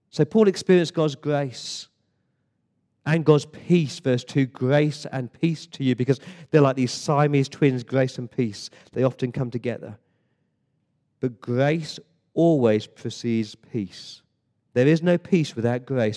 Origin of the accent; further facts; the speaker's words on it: England, United Kingdom; now in Sydney, Australia; as an Englishman